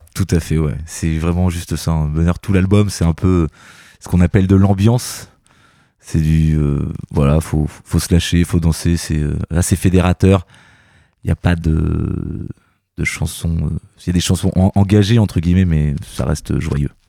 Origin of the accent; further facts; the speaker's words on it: Normandy, France; on est normand, donc c'est normal que, qu'on revienne un petit peu dans, sur nos terres